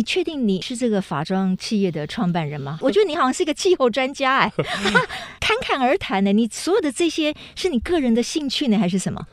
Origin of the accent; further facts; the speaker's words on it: Taiwan; 我们台湾人